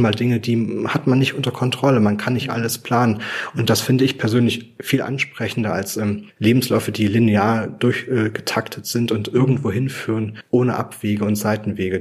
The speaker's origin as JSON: {"language": "German", "town": "Weimar", "region": "Thuringia", "country": "Germany", "tie": "born or raised there", "said": "meine Heimatstadt Weimar"}